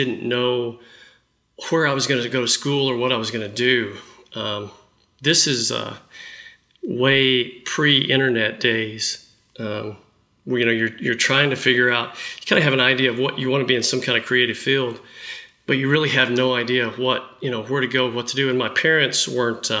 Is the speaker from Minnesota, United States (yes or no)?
no; Dallas, Texas, United States; growing up in Dallas